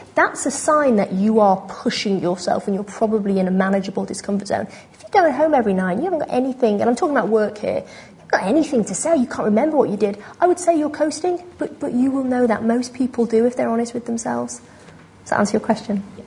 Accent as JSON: {"language": "English", "region": "New York", "country": "United States", "also_born_or_lived": "London, United Kingdom", "moved": "yes", "said": "I'm from New York originally"}